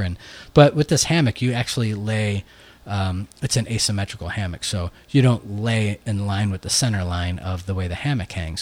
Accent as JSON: {"language": "English", "town": "Buffalo", "region": "New York", "country": "United States", "tie": "born or raised there", "moved": "yes", "said": "our town, my hometown of Buffalo"}